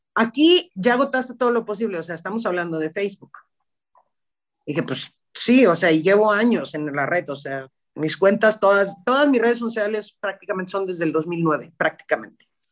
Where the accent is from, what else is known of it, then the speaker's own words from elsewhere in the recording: Guadalajara, Jalisco, Mexico; Yo soy de Guadalajara